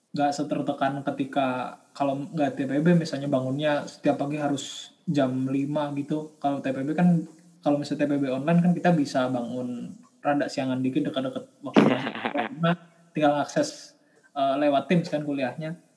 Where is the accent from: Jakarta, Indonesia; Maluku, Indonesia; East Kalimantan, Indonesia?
Jakarta, Indonesia; Asal daerah saya dari Jakarta